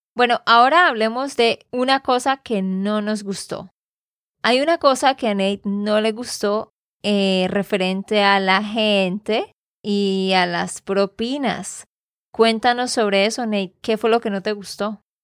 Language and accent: Spanish; Santander, Colombia; de Santander, Colombia